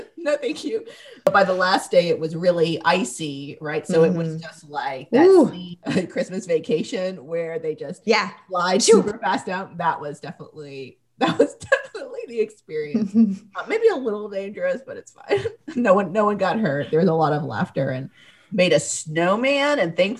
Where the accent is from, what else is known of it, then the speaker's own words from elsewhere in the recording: the South, United States; Like growing up in the South, like if it snowed, it was like, socks